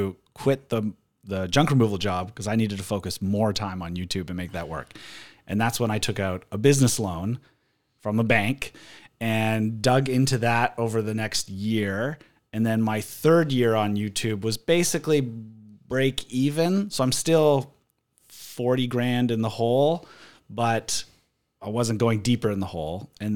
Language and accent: English; Vancouver, British Columbia, Canada; Born and raised in Vancouver. Still live here. Love it. Live 6 blocks away from my sister and a 5-minute drive from my parents. I really haven't gone far.